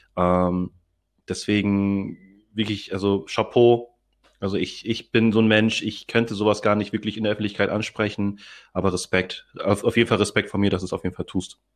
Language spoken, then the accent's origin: German; Hamburg, Germany; also born or lived in Philippines (ancestry); Ich bin zwar hier in Deutschland geboren